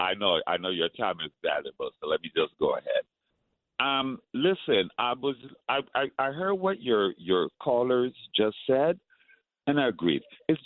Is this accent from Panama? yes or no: yes; Panama; now in Brooklyn, United States; I'm Panamanian. I'm from Panama.